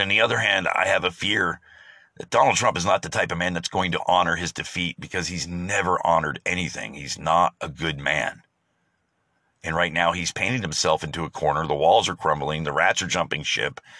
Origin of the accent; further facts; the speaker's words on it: United States; as an American.